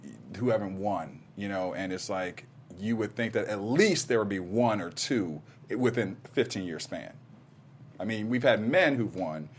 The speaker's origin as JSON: {"language": "English", "region": "Ohio", "country": "United States", "accent": "Ohio", "said": "That's my Ohio accent."}